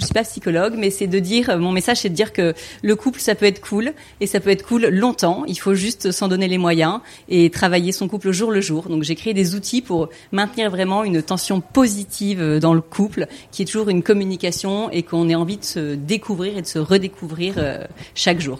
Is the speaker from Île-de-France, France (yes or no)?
no; Toulon, Provence-Alpes-Côte d'Azur, France; J'ai 45 ans, je viens de Toulon